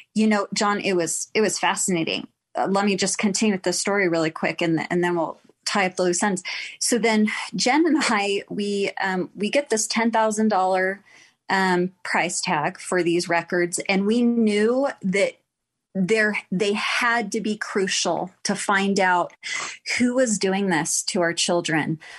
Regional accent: Texas, United States; now in Utah, United States; I am also from Texas.

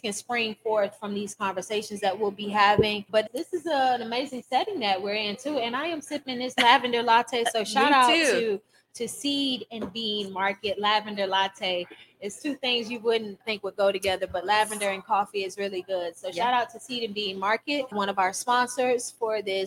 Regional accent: Fort Myers, Florida, United States; moved away as an adult; also born or lived in China / Atlanta, Georgia; this is my hometown, Fort Myers, Florida

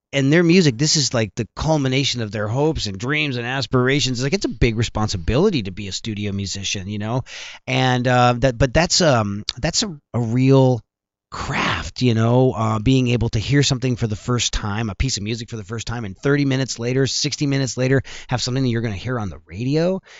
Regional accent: El Paso, Texas, United States; growing up in El Paso, Texas. I moved to El Paso, Texas

